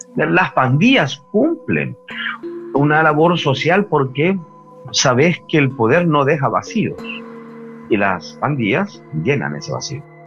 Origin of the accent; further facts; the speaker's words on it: El Salvador; yo soy salvadoreño, yo vivo en Centroamérica